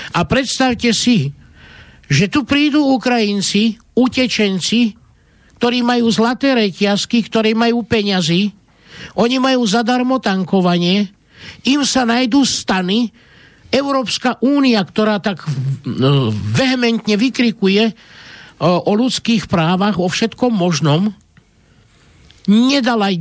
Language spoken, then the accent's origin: Slovak; Slovakia; ako človek som sa narodil tu na Slovensku, toto sú moje korene, toto je moja vlast, Slováci sú moji bratia, identifikujem sa ako Slovák, ale moja matka bola Rómka a ja som tiež Róm